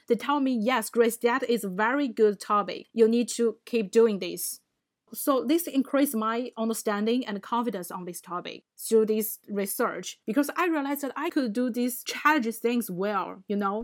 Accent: China; moved away; I come from China.

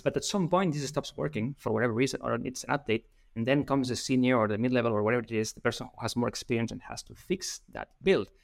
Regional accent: Spain; English is a second language; I'm from Spain

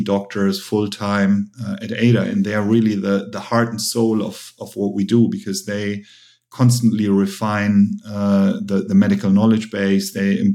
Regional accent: Germany; English is a second language; moved away as an adult; also born or lived in United States; I'm half Korean, half German. I grew up in Germany.

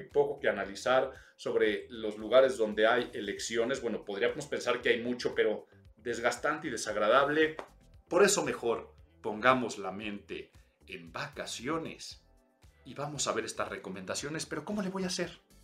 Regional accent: Mexico City, Mexico; soy chilango

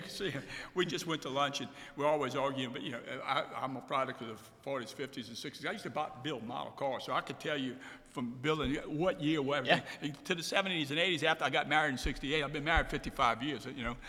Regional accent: Biloxi, Mississippi, United States; I'm originally from Biloxi, and, and my parents and grandparents came from Croatia

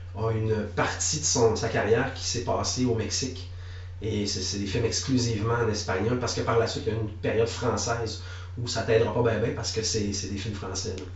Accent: Quebec, Canada; also born or lived in Lévis; je suis né à, Lévis, sur, sur la rive sud de, de Québec. J'ai habité là de façon très, très minime parce que j'ai passé le plus clair de mon enfance au Saguenay-Lac-Saint-Jean.

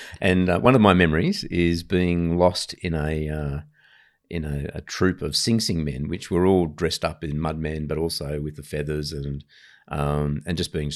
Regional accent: Ryde, New South Wales, Australia; also born or lived in Papua New Guinea; Yeah, I grew up in Ryde. So Ryde was a fairly middle-class suburb back then, back in the 70s.

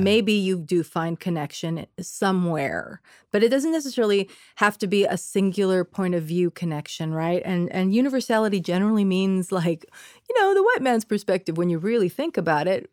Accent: Bay Area, California, United States; first language Spanish; English is a second language; growing up in the Bay Area

